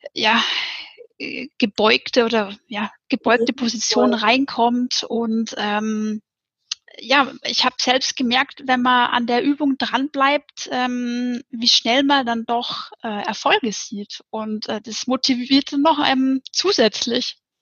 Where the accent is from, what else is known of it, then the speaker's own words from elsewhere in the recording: near the Ammersee, Upper Bavaria, Germany; ich komme aus Bayern, aus Oberbayern, ähm, aus der Nähe vom Ammersee